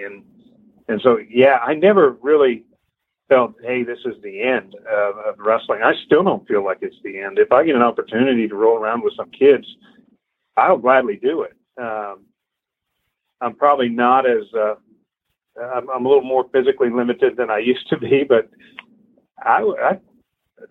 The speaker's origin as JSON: {"language": "English", "town": "Midwest City", "region": "Oklahoma", "country": "United States", "tie": "born or raised there", "also_born_or_lived": "Fort Collins, Colorado", "moved": "as an adult", "lives_now": "Houston, United States", "said": "I grew up in Midwest City, Oklahoma."}